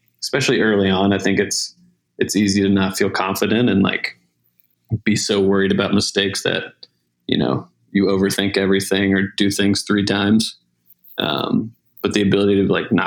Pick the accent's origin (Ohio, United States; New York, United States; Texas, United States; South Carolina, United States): South Carolina, United States; moved away as an adult; also born or lived in Montana / Portland, Oregon / Atlanta, Georgia; I'm originally from South Carolina.